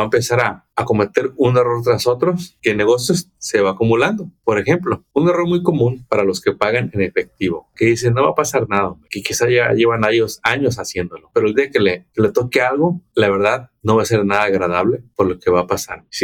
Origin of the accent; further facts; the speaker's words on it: Mexico; moved away as an adult; tengo mucha experiencia, vengo de México, pero acá no sé cómo hacerle.